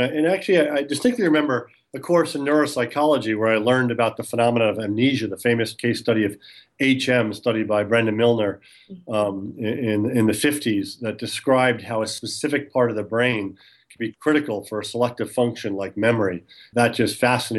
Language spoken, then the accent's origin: English; New York City, New York, United States; also born or lived in Long Island, New York; I grew up in New York, originally from New York City, and then moved out onto the island.